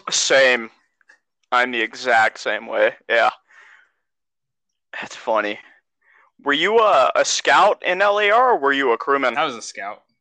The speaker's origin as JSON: {"language": "English", "region": "California", "country": "United States", "said": "I'm from California, right? So I just moved back back home up north"}